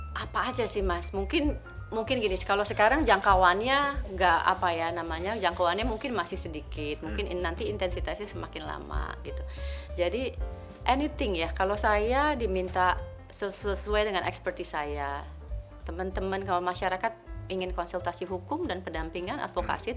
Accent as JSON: {"language": "Indonesian", "region": "Jakarta", "country": "Indonesia", "tie": "born or raised there", "said": "aku saya lahir besar di Jakarta Pusat."}